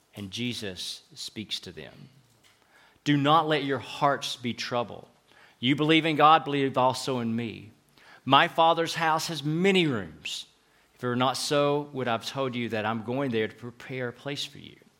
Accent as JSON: {"language": "English", "town": "Knoxville", "region": "Tennessee", "country": "United States", "also_born_or_lived": "Fort Worth, Texas / Chattanooga / Atlanta / Dallas", "accent": "southern", "moved": "as an adult", "lives_now": "Madrid, Spain", "said": "We're from Knoxville in the southern part of the U S, thus having what we call a southern accent"}